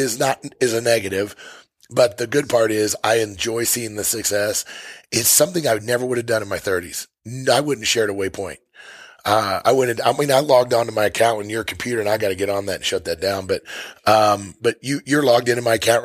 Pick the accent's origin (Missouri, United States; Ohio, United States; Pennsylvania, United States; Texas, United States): Missouri, United States; moved away as an adult; now in Montana, United States; I'm from Missouri. I hunted elk out west for 25 years before I moved to Montana